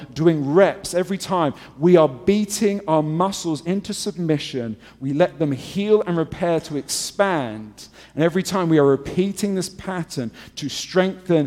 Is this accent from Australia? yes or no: no; England, United Kingdom; moved away; I'm English